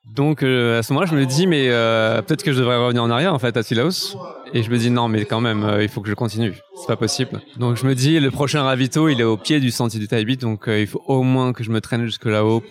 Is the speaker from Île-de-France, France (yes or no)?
yes; Paris, Île-de-France, France; en tant que Parisien